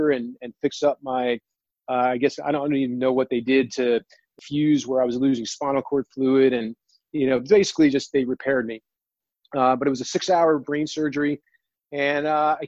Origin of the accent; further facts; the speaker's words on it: New Jersey, United States; I grew up in Jersey